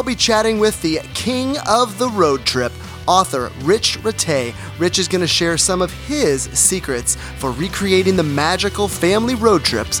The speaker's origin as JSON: {"language": "English", "region": "California", "country": "United States", "said": "my home state, the Golden State of California."}